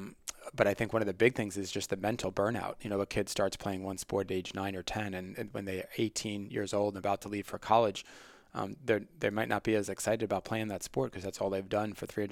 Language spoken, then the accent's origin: English; New York, United States; I grew up on Long Island and played football from when I was